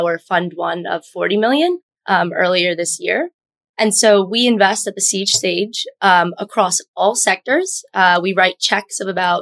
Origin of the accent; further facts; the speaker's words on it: Long Island, New York, United States; I was born and raised on Long Island. I spent my entire life there until I moved into New York City to attend Columbia University